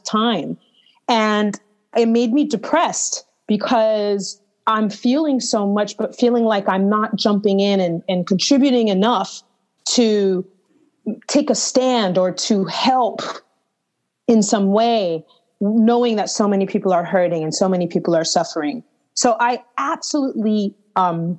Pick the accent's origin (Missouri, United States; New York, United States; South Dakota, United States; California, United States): New York, United States; New York City; also born or lived in Istanbul, Turkey; I'm from New York City, as you know, but I decided to quarantine and do those months in Istanbul, Turkey